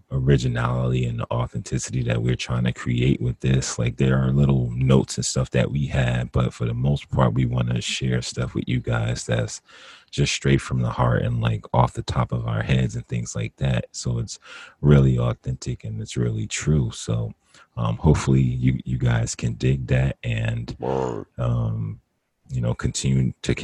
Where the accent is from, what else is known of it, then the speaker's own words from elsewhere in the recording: Northern New Jersey, United States; now in California, United States; we were pretty much born and raised in Northern New Jersey